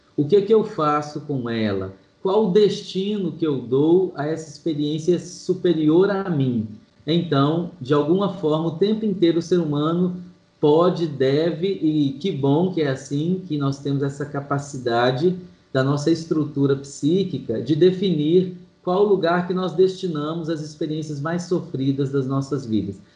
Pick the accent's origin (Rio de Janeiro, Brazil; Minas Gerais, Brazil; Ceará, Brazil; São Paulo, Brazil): Minas Gerais, Brazil; Manhuaçu; now in Belo Horizonte, Brazil; eu sou de Manhuaçu, zona da Mata de Minas